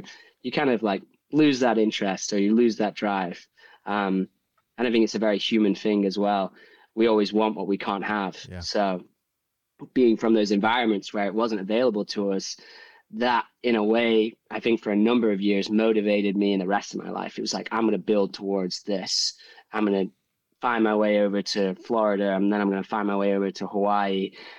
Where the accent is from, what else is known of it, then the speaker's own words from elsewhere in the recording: Manchester, North West England, United Kingdom; I grew up in England. I grew up in Manchester. Not that sort of environment.